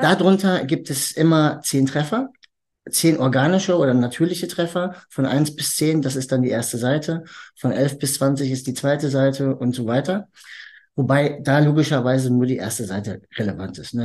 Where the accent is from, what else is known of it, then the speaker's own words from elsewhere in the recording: Hagen, North Rhine-Westphalia, Germany; moved away as an adult; now in Dortmund, Germany; ich bin eigentlich ursprünglich in Hagen geboren